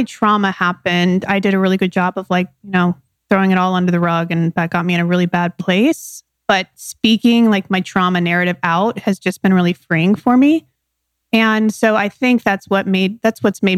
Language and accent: English; San Diego, California, United States; I was born in San Diego, California.